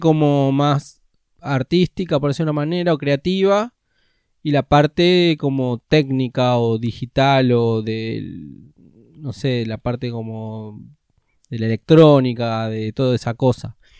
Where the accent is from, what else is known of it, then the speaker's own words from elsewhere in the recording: Ciudad Jardín Lomas del Palomar, Buenos Aires Province, Argentina; yo nací en Capital, pero de chiquito me fui a vivir a Edo. Cuando tenía 5 mis papás se divorciaron. Así que de ahí me fui a vivir a Ciudad Jardín con mi mamá